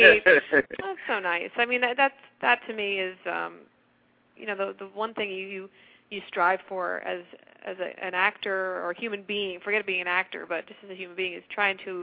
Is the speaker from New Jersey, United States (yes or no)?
yes; New Jersey, United States; I was from New Jersey, obviously